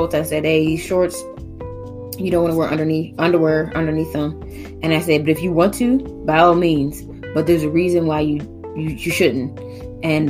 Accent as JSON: {"language": "English", "town": "Pittsburgh", "region": "Pennsylvania", "country": "United States", "tie": "born or raised there", "also_born_or_lived": "Atlanta", "said": "I grew up in Pittsburgh and everything, but I was a pretty sheltered kid"}